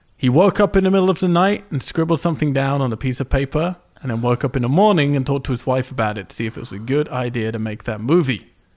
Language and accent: English; United Kingdom; I'm British